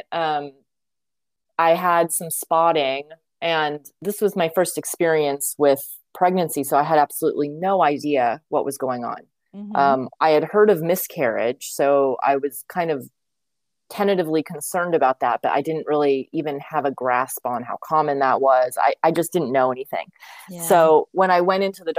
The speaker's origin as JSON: {"language": "English", "region": "California", "country": "United States", "tie": "born or raised there", "said": "grew up in California"}